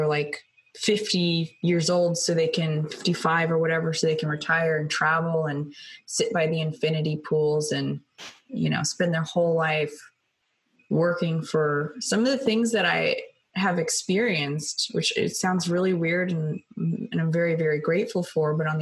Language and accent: English; Sacramento, California, United States; I'm from Sacramento, California, you know, I'm from like a cow town.